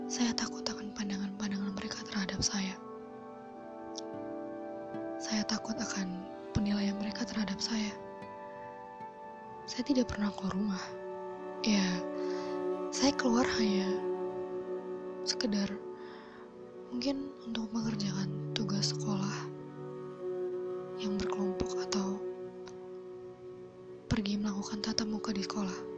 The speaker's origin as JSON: {"language": "Indonesian", "town": "Brebes", "region": "Central Java", "country": "Indonesia", "tie": "born or raised there", "said": "Saya lahir di kota Bawang Merah, Brebes, tanggal 25 Januari 2002. Tahun ini usia saya menginjak 19 tahun."}